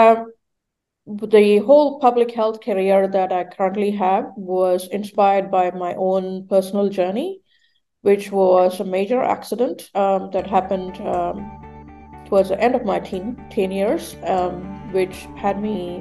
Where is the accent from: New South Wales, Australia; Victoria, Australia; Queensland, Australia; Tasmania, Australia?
Victoria, Australia; Melbourne; I am brought up in Australia, so I'm from Melbourne.